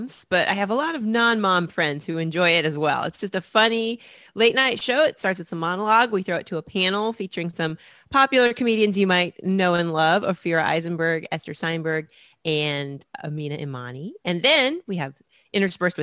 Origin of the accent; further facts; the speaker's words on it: Indianapolis, Indiana, United States; moved away as an adult; now in Brooklyn, United States; I've been in Brooklyn for 15 years, so I feel like a New Yorker. But I was born and raised in Indianapolis, Indiana